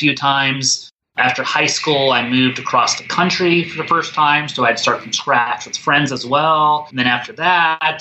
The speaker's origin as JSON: {"language": "English", "region": "East Coast", "country": "United States", "tie": "born or raised there", "also_born_or_lived": "Colorado / Midwest", "moved": "yes", "said": "growing up in the East Coast, then living in the Midwest a little bit, and then living on the West Coast"}